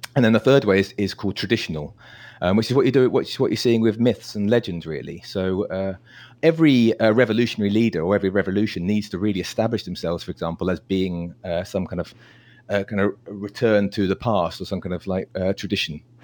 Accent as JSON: {"language": "English", "country": "United Kingdom", "said": "I'm British"}